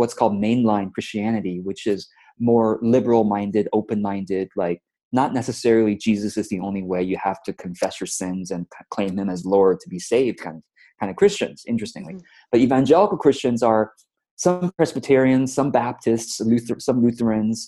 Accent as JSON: {"language": "English", "area": "Orange County", "region": "California", "country": "United States", "tie": "born or raised there", "also_born_or_lived": "Taipei, Taiwan", "said": "We immigrated to the States from Taiwan to the United States when I was about 7 years old. And so once I got here, we shortly moved to Orange County, California"}